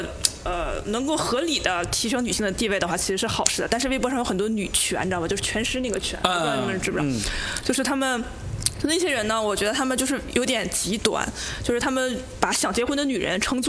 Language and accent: Chinese; Northeast China, China; 就是因为我现我是一个东北人，我们东北女性地位非常高，就是我是